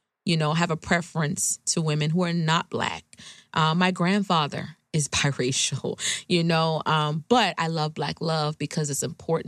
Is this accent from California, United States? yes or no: no; Charleston, South Carolina, United States; I'm originally from Charleston, South Carolina. So even when I grew up in the 90s, I graduated high school in 1999, I still experience racism